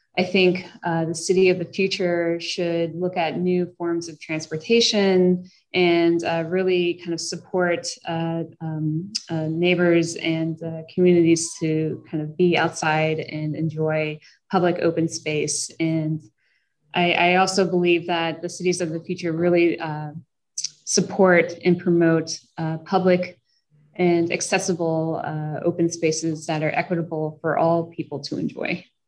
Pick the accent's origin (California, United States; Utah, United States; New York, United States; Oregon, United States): New York, United States; New York City; moved away as an adult; I'm originally from New York and uh, have lived in cities all over. And I, I continue to come back home